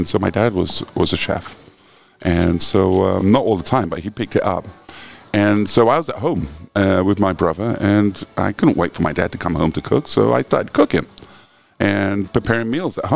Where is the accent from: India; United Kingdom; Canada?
United Kingdom; England; now in San Francisco, United States; I grew up in England. My parents were both immigrants from Jamaica